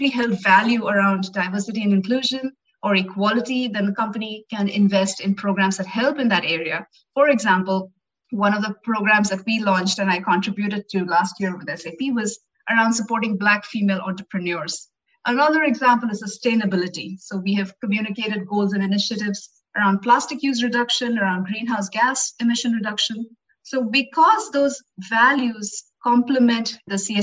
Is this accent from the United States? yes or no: no; India; I'm from India and I've traveled extensively in India